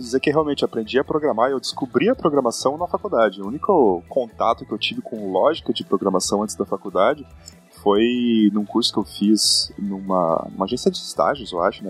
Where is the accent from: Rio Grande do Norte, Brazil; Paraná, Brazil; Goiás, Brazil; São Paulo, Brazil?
Paraná, Brazil; Curitiba; moved away as an adult; now in New York, United States; Eu sou natural de Curitiba, morei basicamente minha vida inteira em Curitiba, no Brasil, e ano passado, no começo do ano passado, eu migrei para os Estados Unidos. Eu vivo e trabalho hoje em Nova York